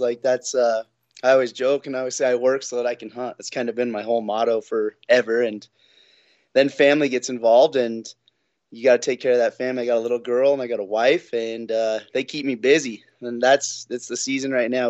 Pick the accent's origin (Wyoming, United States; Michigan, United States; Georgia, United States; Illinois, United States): Wyoming, United States; Sheridan; I'm born and raised in Sheridan